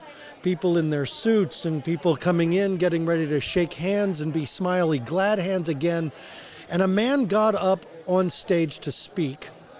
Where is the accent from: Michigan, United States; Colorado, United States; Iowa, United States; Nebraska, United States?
Colorado, United States; Boulder; I'm from Boulder, Colorado